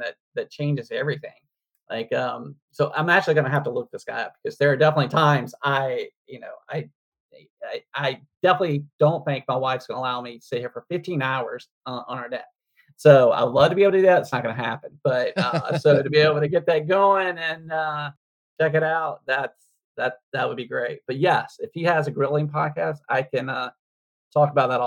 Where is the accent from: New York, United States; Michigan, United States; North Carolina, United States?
North Carolina, United States; when I grew up in North Carolina